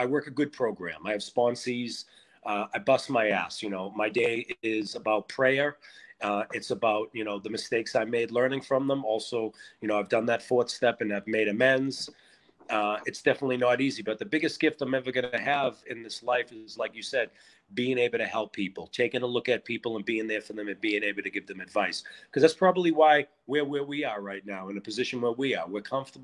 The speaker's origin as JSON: {"language": "English", "town": "Boston", "region": "Massachusetts", "country": "United States", "tie": "born or raised there", "said": "I grew up in Southie. Yeah, I grew up in Southie, which is an Irish enclave"}